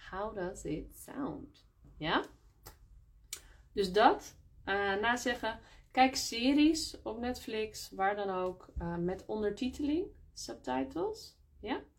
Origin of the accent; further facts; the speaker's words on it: Netherlands; spreken ze met echt een zwaar accent voor mij. En dat kan ik niet altijd goed begrijpen. Ik niet, hè? als Nederlander.